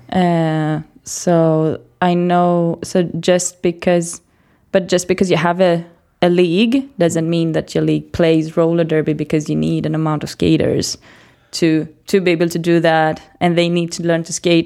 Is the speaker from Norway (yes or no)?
no; Greece; English is a second language; moved away as an adult; now in Sweden; I'm born and brought up in Greece